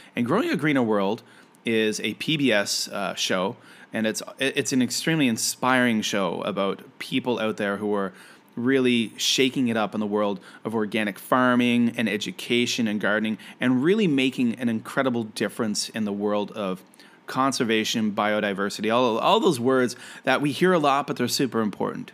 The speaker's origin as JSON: {"language": "English", "country": "Canada", "said": "I am a Canadian"}